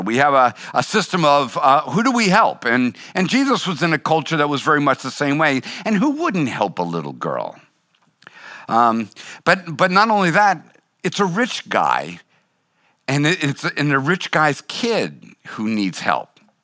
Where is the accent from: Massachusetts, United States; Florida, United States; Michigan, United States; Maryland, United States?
Massachusetts, United States; Boston; I was born and raised in Boston